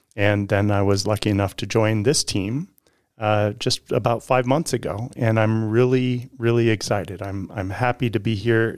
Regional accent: California, United States; now in Reno, United States; grew up down in California

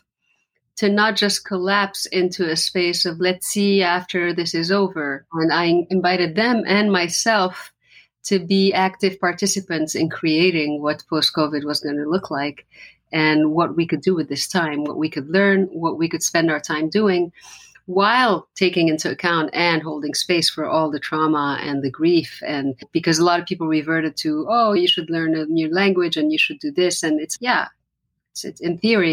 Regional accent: Lebanon; first language Arabic; English is a second language; English is not my first language. So my first language theoretically is Arabic because I come from Lebanon

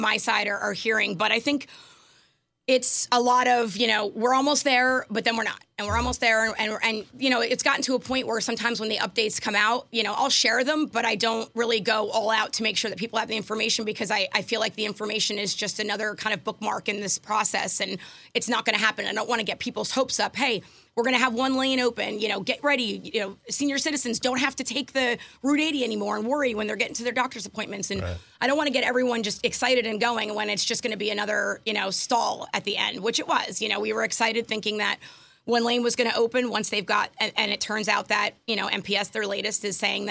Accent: Wantage, New Jersey, United States; moved away as an adult; also born or lived in Hackettstown, New Jersey; now in Portland, Pennsylvania, United States; I actually was born in Wantage, New Jersey, and moved up to Hackettstown, so kind of like got closer and closer to that PA border

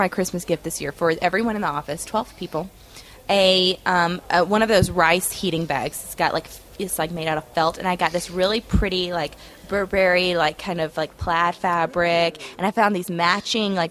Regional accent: Georgia, United States; I was born and raised, and my parents were born and raised, and my grandparents were born and raised.

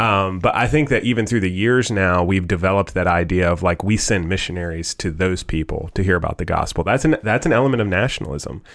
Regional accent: United States; I was born in the good old U S of A, and I'm thankful that I'm an American

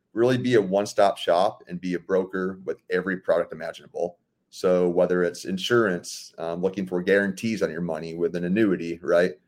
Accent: Sarasota, Florida, United States; also born or lived in Fort Myers, Florida; I'm born and raised in Sarasota, Florida.

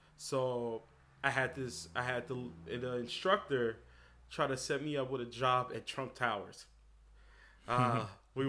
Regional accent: Chicago, Illinois, United States; moved away as an adult; also born or lived in Hyde Park, New York; now in Rhinebeck, United States; I was born on the South Side of Chicago.

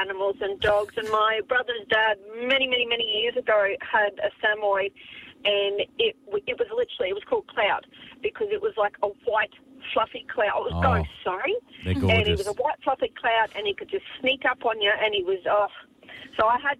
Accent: Nambour, Queensland, Australia; I'm from Nambour.

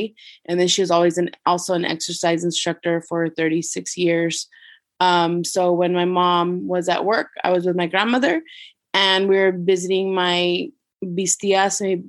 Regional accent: Las Vegas, New Mexico, United States; moved away as an adult; also born or lived in Albuquerque, New Mexico; now in Kansas, United States; I was born and raised in Las Vegas, New Mexico, which is a small town in the north side of New Mexico.

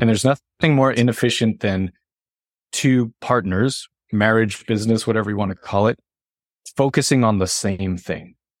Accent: Northeast, United States; moved away; I'm from the Northeast

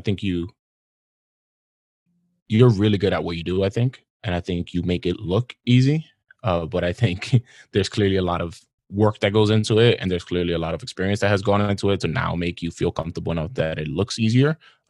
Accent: New York City, New York, United States; I grew up in Washington Heights and Harlem, right?

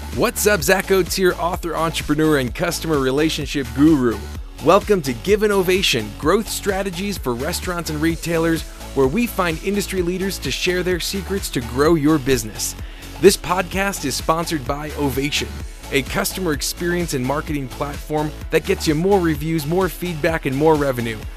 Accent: New Jersey, United States; I'm from Jersey

